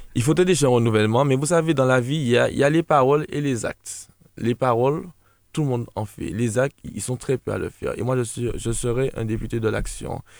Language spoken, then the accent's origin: French; La Trinité, Martinique; also born or lived in Gros-Morne, Martinique; je suis habitant du Gros je suis né à l'hôpital de la Trinité